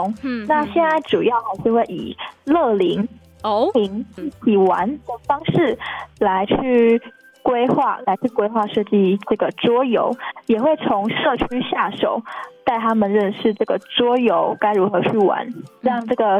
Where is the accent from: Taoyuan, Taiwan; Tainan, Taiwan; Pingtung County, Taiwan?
Tainan, Taiwan; moved away as an adult; also born or lived in Taipei; 我是台南人，在台北读书。